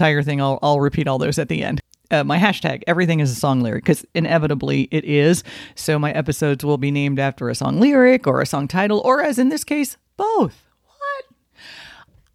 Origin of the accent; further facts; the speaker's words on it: Miami Gardens, Florida, United States; Native South Floridian. Born in Miami specifically. Born and raised in Carroll City